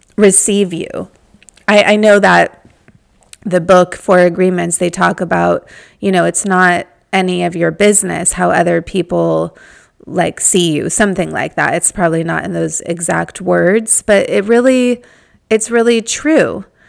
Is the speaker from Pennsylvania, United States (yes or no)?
no; Malibu, California, United States; I'm from Malibu